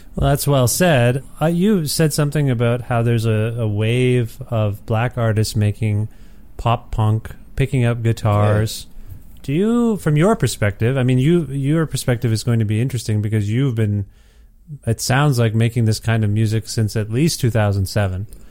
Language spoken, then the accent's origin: English; Ontario, Canada; moved away as an adult; I'm from Ontario originally, and I've only been away about a year and a half